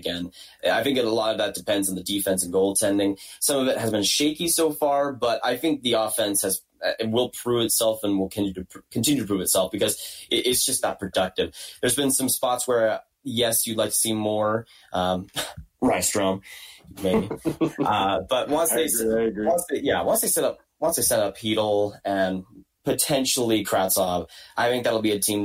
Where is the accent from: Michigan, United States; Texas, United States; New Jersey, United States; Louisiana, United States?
Texas, United States; I'm from Texas